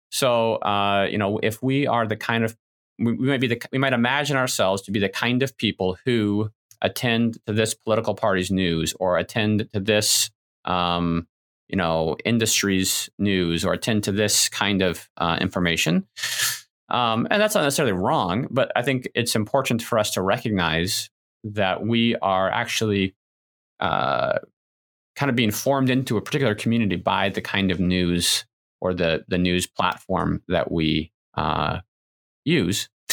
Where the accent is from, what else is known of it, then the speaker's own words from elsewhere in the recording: United States; as good American individualists